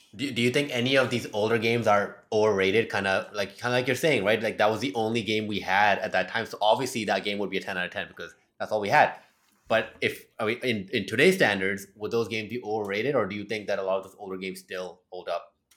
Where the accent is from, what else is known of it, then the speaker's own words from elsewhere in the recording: Thailand; I grew up in Thailand